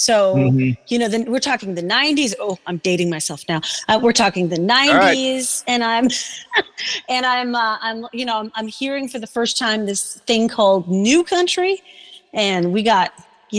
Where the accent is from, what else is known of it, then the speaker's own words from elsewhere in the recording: Denmark; moved away as an adult; now in Seattle, United States; I grew up in Denmark, went to school there.